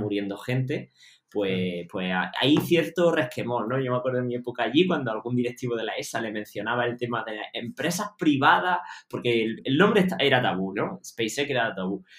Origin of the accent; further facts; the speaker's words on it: Jaén, Andalusia, Spain; yo soy de Jaén